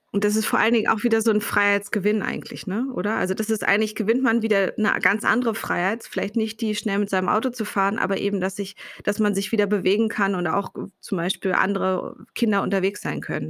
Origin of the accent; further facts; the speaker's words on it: Berlin, Germany; ich komme vom Berliner Stadtrand, aus dem Südwesten, also wirklich ziemlich weit weg von dem Ort, wo ich heute arbeite und lebe